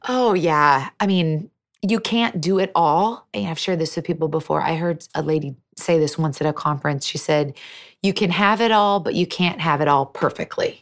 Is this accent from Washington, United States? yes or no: yes; Seattle, Washington, United States; I was born and raised in Seattle